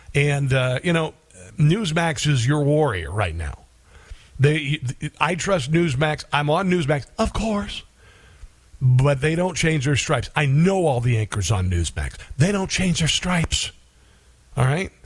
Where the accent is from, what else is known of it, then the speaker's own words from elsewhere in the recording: near Missouri Valley, Iowa, United States; near my hometown. There's a town called Missouri Valley